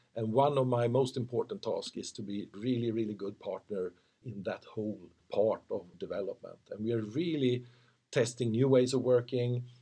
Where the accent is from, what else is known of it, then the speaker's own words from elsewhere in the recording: Motala, Östergötland, Sweden; also born or lived in Linköping; I've been living in Linköping for most of my time. I was born in Motala, but living in Linköping quite a long time.